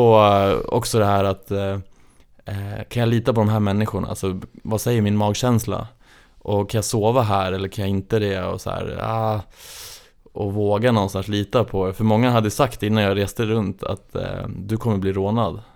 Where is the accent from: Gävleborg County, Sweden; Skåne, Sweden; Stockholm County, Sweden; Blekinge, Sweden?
Gävleborg County, Sweden; Gävle; moved away; jag är uppväxt i Gävle